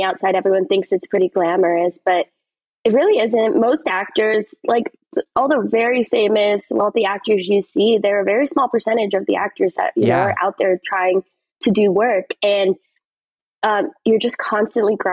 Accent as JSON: {"language": "English", "region": "California", "country": "United States", "tie": "born or raised there", "said": "I grew up in California"}